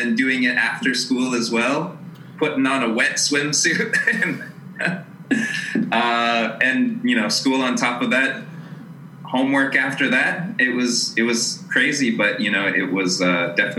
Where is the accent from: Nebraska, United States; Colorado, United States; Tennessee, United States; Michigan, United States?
Colorado, United States; Aurora; I'm originally from Aurora, Colorado, suburb of Denver